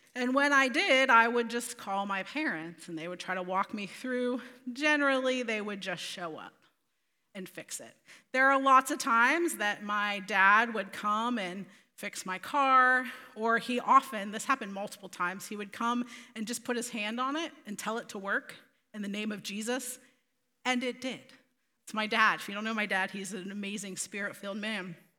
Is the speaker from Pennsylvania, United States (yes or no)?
yes; Altoona, Pennsylvania, United States; moved away as an adult; also born or lived in Terre Haute, Indiana; I am from Altoona. I was born and raised